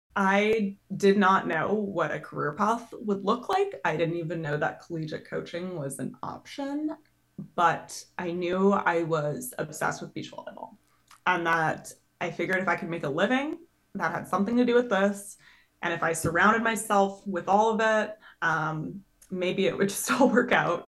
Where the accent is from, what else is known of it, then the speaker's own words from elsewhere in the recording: just north of Edmonton, Alberta, Canada; moved away as an adult; now in United States; my hometown's just north of Edmonton, which is a big city in Canada